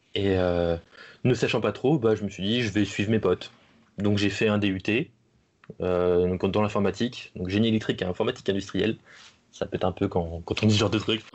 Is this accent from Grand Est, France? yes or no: no; Manche, Normandy, France; je suis un enfant de la, Manche, hein, bon, bon gros normand